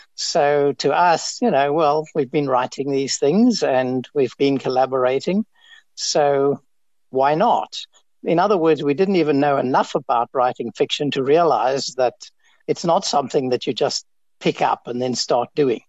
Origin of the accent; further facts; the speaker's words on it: Cape Town, Western Cape, South Africa; also born or lived in Kenya / Adelaide, Australia; I grew up in Cape Town, actually, and then I lived in Kenya for a while, and then I went with my parents to Adelaide in Australia, did my university training there, and then I came back to Wits as a mathematician.